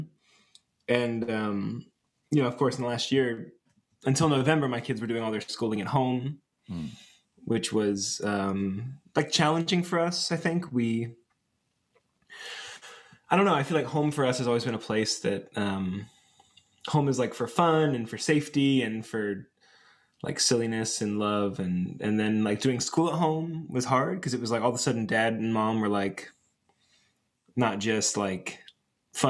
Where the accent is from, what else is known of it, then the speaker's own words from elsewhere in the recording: Atlanta, Georgia, United States; also born or lived in Chicago, Illinois; now in Greensboro, United States; I grew up in Atlanta, Georgia